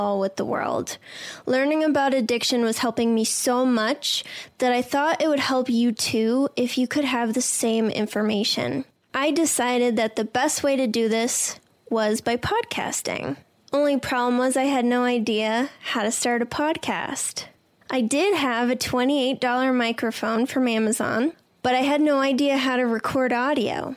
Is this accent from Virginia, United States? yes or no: no; Boston, Massachusetts, United States; I'm some lady from Boston